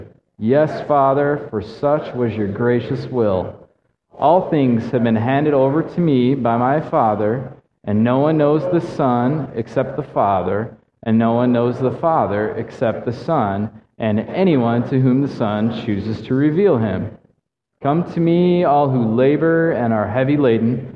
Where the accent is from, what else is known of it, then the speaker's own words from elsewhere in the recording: Midwest, United States; moved away; also born or lived in Mongolia; I'm from the Midwest